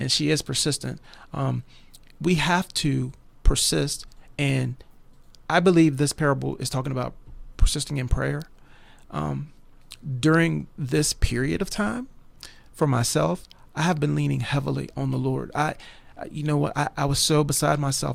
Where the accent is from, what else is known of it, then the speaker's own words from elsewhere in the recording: West Virginia, United States; I'm a West Virginia boy, been, lived here all my life